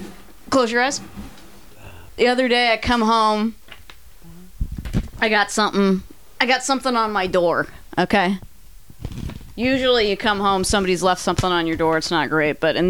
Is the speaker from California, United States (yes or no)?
yes; Hollister, California, United States; And I'm from Hollister.